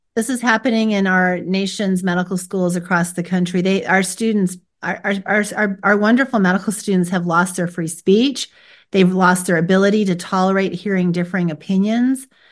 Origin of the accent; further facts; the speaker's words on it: United States; I was born here in America